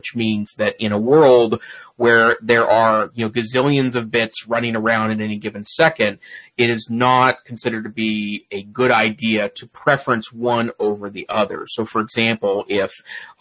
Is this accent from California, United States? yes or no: no; Montana, United States; my home state, Montana, Big Sky Country